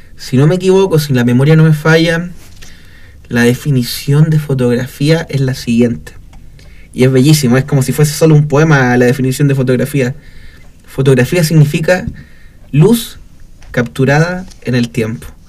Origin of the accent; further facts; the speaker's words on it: Copiapó, Atacama, Chile; also born or lived in Valparaíso; yo soy oriundo acá de Copiapó